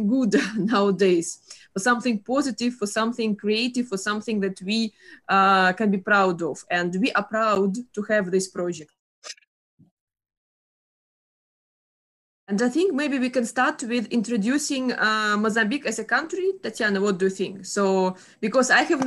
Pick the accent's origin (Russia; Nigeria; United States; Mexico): Russia; I am from Russia